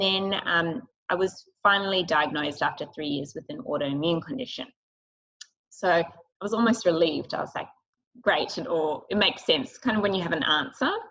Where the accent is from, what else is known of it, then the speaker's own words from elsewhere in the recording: Sydney, New South Wales, Australia; we grew up in Sydney and the North Shore